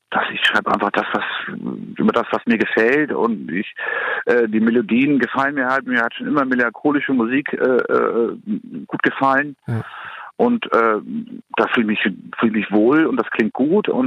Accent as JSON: {"language": "German", "town": "Kiel", "region": "Schleswig-Holstein", "country": "Germany", "said": "also ich komme aus Kiel, ist klar, und wenn man dann Freunde hat, dann äh, in Kiel, dann ziehen halt die meisten weg."}